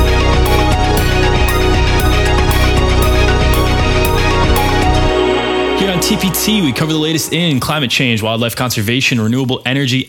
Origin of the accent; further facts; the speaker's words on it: New York City, New York, United States; I'm a little New York centric on this one. So I know this is a big weekend for my hometown